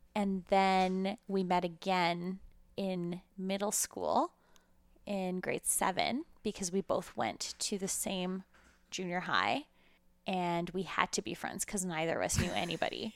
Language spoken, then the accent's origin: English; Calgary, Alberta, Canada; also born or lived in Ukraine; we moved to Calgary when I was five, uh, from what is now the Ukraine, but was at the time the former U S S R.